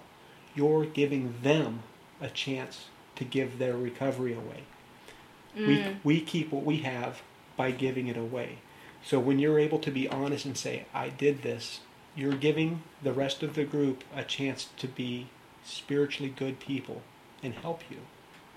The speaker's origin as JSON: {"language": "English", "country": "United States", "said": "I'm American"}